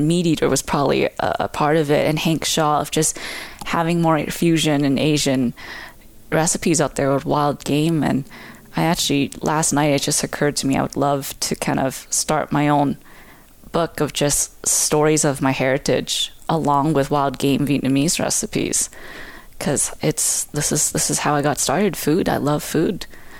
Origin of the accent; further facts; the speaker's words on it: Canada; I'm more Canadian than most Canadians because we hunt, we fish.